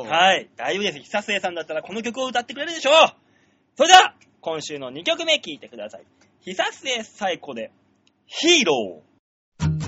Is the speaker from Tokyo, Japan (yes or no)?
yes; Tokyo, Japan; 東京出身の俺に